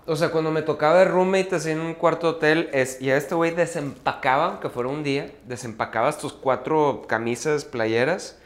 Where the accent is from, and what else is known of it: Mexico